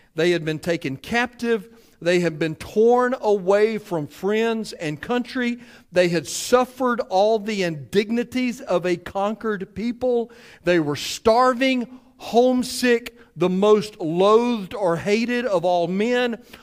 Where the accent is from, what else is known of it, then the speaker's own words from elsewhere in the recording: Cleveland, Mississippi, United States; me being from Cleveland